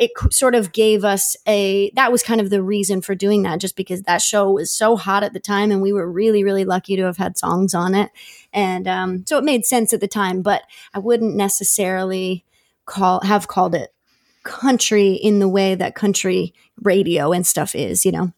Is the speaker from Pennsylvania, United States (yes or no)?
yes; Philadelphia, Pennsylvania, United States; moved away; also born or lived in Nashville; I'm from Philly